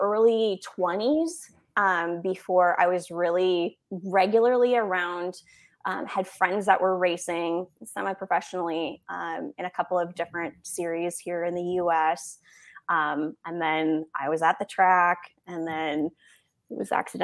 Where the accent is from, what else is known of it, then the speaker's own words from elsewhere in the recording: Minnesota, United States; moved away; I'm from Minnesota originally, so I grew up watching a lot of hockey